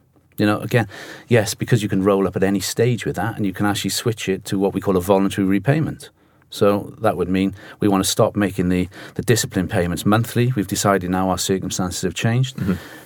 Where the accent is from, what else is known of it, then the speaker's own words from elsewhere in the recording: Cardiff, Wales, United Kingdom; now in London, United Kingdom; I'm sure they can pick the accent up. I'm from Cardiff. Even though I'm based in London